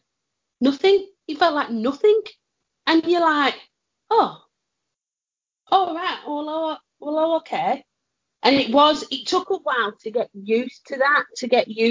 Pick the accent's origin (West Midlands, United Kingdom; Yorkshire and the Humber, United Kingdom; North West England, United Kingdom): North West England, United Kingdom; Lancashire; we're from Lancashire